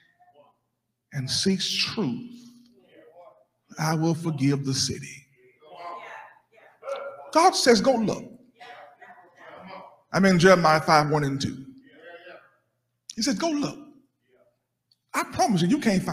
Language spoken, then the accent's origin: English; Alexandria, Louisiana, United States; I'm from Louisiana, Alexandria